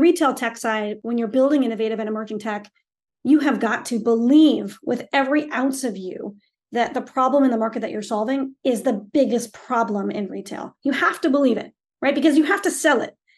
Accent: Stowe, Vermont, United States; I grew up in Stovermont, and Stovermont is an unbelievable town

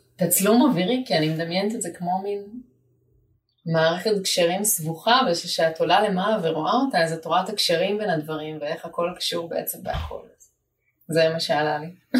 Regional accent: Jerusalem, Jerusalem District, Israel; now in Ramat Gan, Israel; גדלתי בגבעה הצרפתית בירושלים

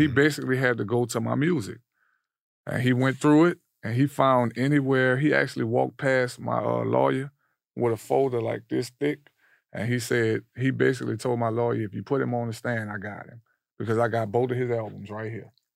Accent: New Orleans, Louisiana, United States; New Orleans

